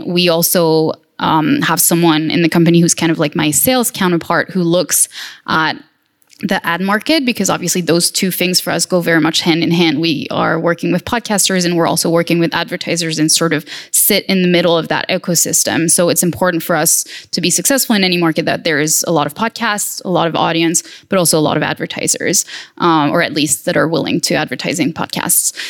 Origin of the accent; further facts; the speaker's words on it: France; my home country, which is France.